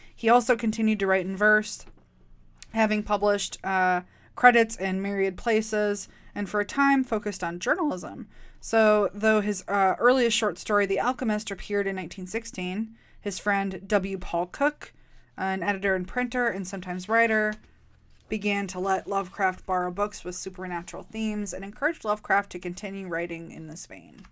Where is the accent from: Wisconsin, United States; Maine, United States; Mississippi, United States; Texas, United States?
Wisconsin, United States; Milwaukee; I'm from Milwaukee